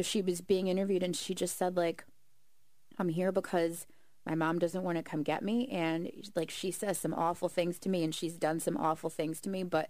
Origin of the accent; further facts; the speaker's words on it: Atlantic City, New Jersey, United States; here, like Atlantic City